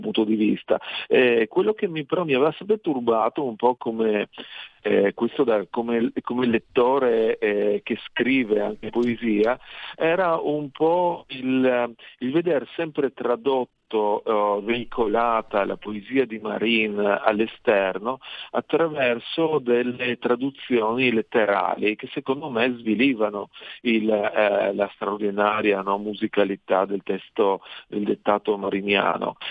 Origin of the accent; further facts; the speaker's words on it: Pieris, Friuli-Venezia Giulia, Italy; Pieri, dove sono nato io nel, nel Monfalconese